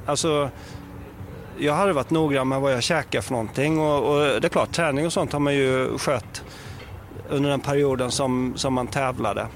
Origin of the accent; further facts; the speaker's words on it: Sweden; som svensk